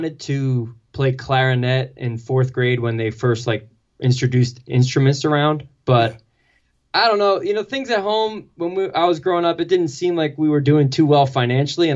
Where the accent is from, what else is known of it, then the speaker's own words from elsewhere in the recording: Monroe Township, New Jersey, United States; I was raised in Monroe Township. So pretty much like when I was five, we moved here